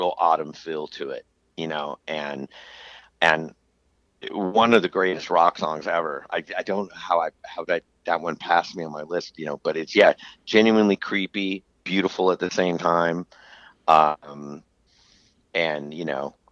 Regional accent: Southern California, United States; growing up in Southern California

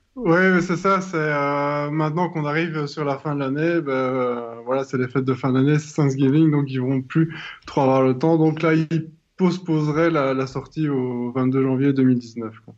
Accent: southern Belgium, Belgium; Je viens du sud de la Belgique

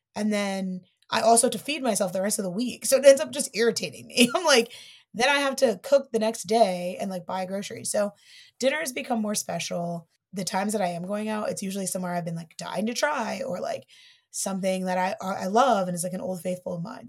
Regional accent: Dayton, Ohio, United States; now in New York, United States; I'm from Dayton

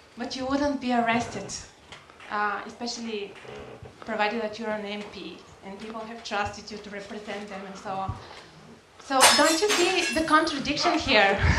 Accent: Bulgaria; now in United Kingdom; I'm from Bulgaria.

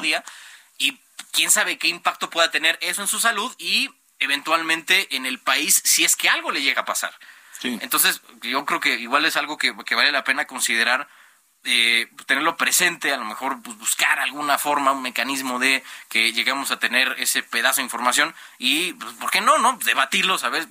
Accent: Mexico; como ciudadanos mexicanos

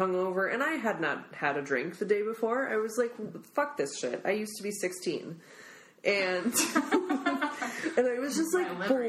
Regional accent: Midwest, United States; now in California, United States; like I was raised in the suburbs, like here I am living in a big city, like I was raised in the Midwest, here I am in California.

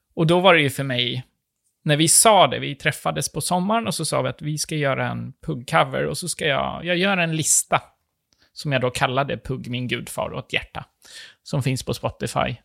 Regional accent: Sweden; jag är svensk

